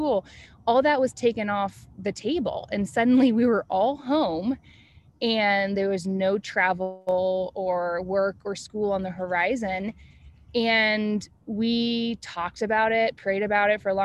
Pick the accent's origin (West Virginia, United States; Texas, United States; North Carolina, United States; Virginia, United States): North Carolina, United States; Asheville; We are originally from Asheville, North Carolina